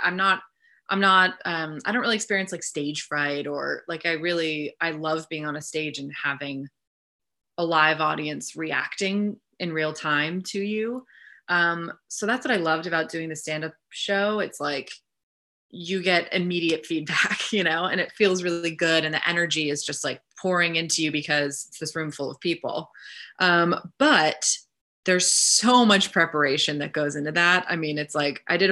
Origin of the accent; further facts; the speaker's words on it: Northeast, United States; moved away; I'm from the Northeast, and my parents live in New York and Connecticut